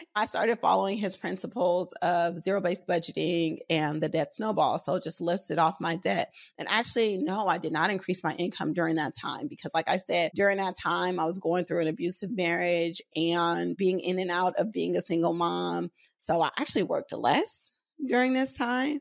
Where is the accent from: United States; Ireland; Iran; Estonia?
United States; Oakland, California; I grew up in West Oakland, raised by a single dad